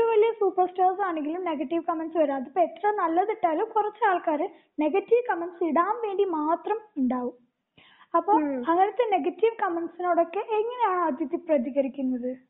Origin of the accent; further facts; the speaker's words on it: Malayali, Kerala, India; ഞാൻ പക്ക മലയാളിയാ.